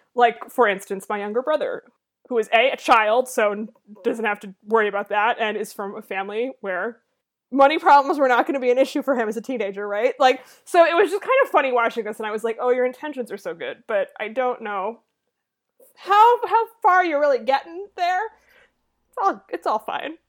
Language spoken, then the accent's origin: English; Massachusetts, United States; I grew up in Massachusetts in a rich wasp family with parents who played golf